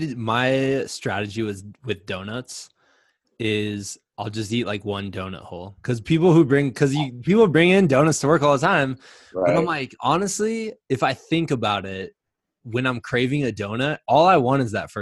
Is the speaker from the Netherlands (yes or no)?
no; Midwest, United States; Which, by the way, I'm from the Midwest.